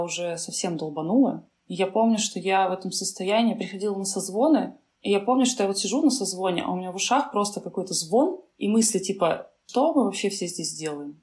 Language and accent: Russian; Kamchatka Krai, Russia; now in Saint Petersburg, Russia; когда я росла на Камчатке